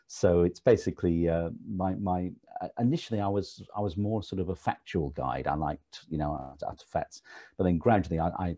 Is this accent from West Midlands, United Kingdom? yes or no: yes; Stoke-on-Trent, West Midlands, United Kingdom; moved away as an adult; now in London, United Kingdom; I was born and bred in Stoke-on-Trent, which was in the Midlands.